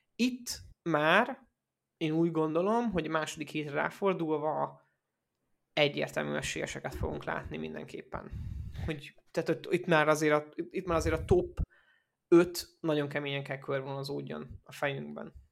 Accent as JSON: {"language": "Hungarian", "area": "Debrecen area", "region": "Hajdú-Bihar", "country": "Hungary", "said": "én arra a környékre származom"}